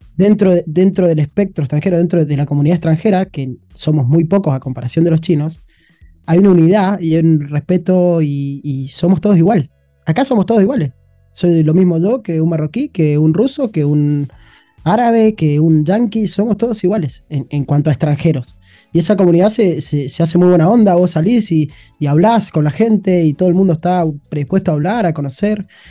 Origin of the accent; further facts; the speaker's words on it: Argentina; moved away as an adult; now in China; me encanta estar en mi país